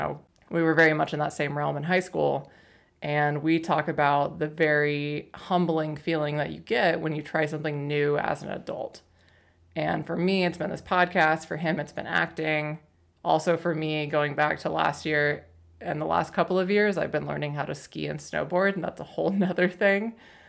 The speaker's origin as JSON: {"language": "English", "region": "Oklahoma", "country": "United States", "lives_now": "Portland, United States", "said": "And then I moved to Portland from Oklahoma and I'm like, it's so expensive here. And they're like, you have no idea. No, it's just a different world. But yeah, no, I totally feel you on that. Like whenever I visit home, well, home weren't being Oklahoma where I'm from"}